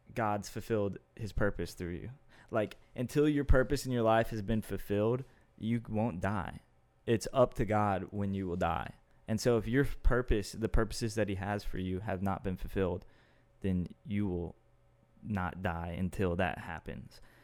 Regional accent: Austin, Texas, United States; Austin, which is my hometown.

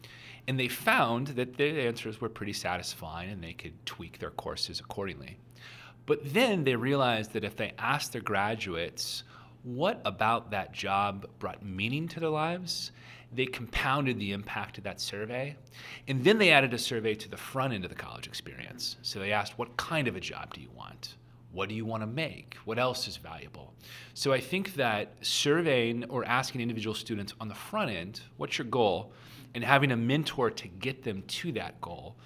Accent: Oklahoma, United States; I'm from Oklahoma

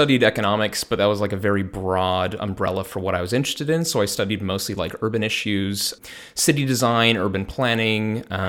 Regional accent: Salt Lake City, Utah, United States; moved away as an adult; now in Freiburg, Delaware, United States; I'm originally from the Sacramento area of California, but I grew up in Salt Lake City, Utah.

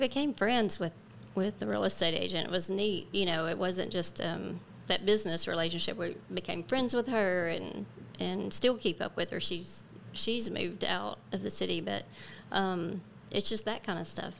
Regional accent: West Memphis, Arkansas, United States; moved away; we are both from West Memphis, and um, our families knew each other

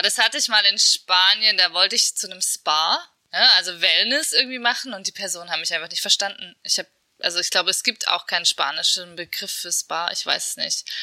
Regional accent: Erfurt, Thuringia, Germany; Erfurt ist nicht zu unterschätzen. Also das ist äh, meine Geburtsstadt

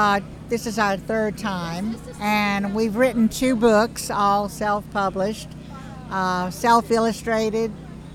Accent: Cottonport, Louisiana, United States; I'm originally from Cottonport, Louisiana.

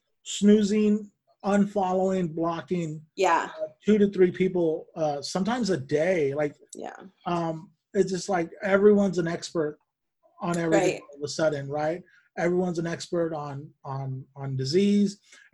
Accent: Bakersfield, California, United States; You know, I grew up in Bakersfield in Kern County.

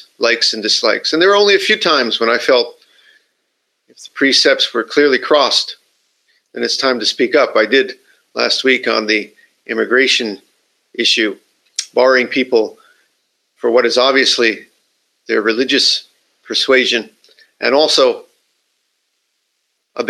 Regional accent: United States; now in Japan; my country, I'm from the United States

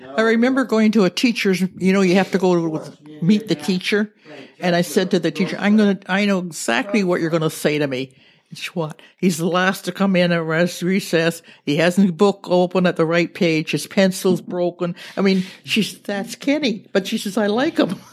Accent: Thunder Bay, Ontario, Canada; moved away as an adult; also born or lived in Ottawa; now in Nanaimo, Canada; I was born in Fort William, Ontario, which is now Thunder Bay.

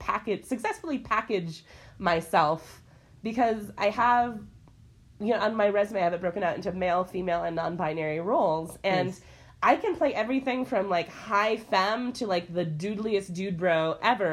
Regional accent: Midwest, United States; I'm from the Midwest

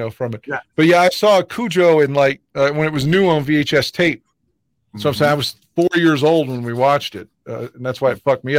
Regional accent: West Virginia, United States; we didn't have a lot of TV options in the early 80s growing up in West Virginia.

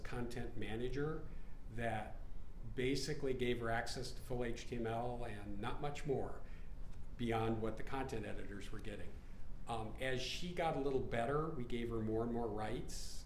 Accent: Colorado, United States; It's my hometown.

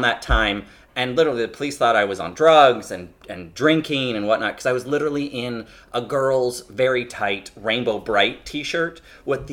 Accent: Kitchener, Ontario, Canada; I grew up in Kitchener-Waterloo, and the Kitchener-Waterloo, Cambridge are known as the Tri-Cities

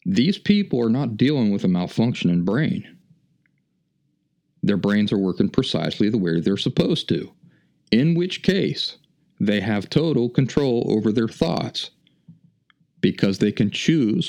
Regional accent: Appalachia, United States; I grew up in the Appalachian wilderness

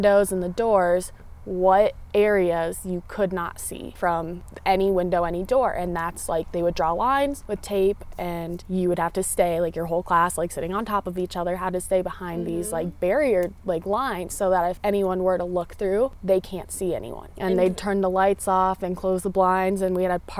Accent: Littleton, Colorado, United States; they'd ask me, where are you from? And I would say Denver, just because everyone knows Denver. And then some of them would be like, oh, where specifically? And I'd be like, Littleton.

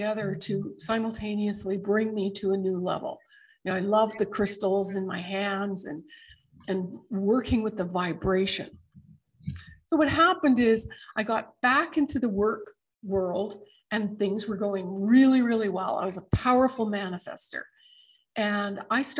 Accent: Canada; moved away as an adult; now in United States; I'm a Canadian born American

